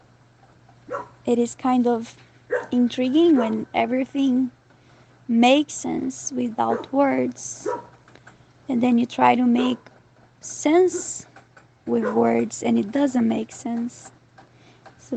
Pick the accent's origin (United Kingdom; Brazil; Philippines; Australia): Brazil; moved away as an adult; also born or lived in Europe / Southeast Asia; When I left Brazil 2 years ago